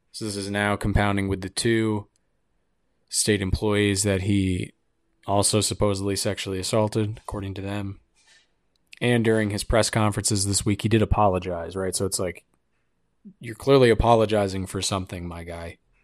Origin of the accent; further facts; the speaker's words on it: United States; I'm an American